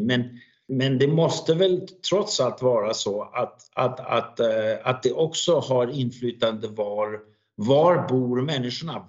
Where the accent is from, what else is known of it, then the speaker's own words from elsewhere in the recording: Denmark; Swedish is a second language; jag är ju helt dansk, alltså jag är en dansk person som, som då pratar svenska